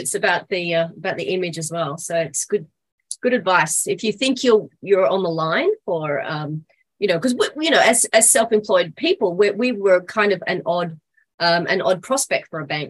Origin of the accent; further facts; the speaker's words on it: Australia; now in Japan; my husband and I, we're both Australian, and so a lot of people question why we live in Japan or why we choose to live in Japan for so long.